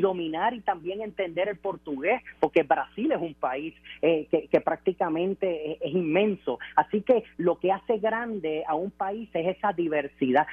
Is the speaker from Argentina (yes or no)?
no; Puerto Rico